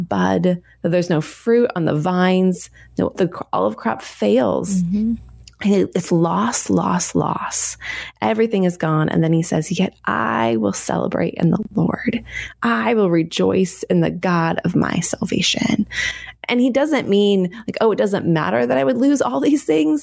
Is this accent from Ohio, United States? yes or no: no; Oregon, United States; I grew up here in Oregon